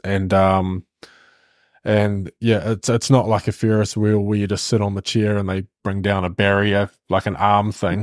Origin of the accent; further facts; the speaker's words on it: Hamilton, Waikato, New Zealand; we're both from Hamilton, we actually went to high school together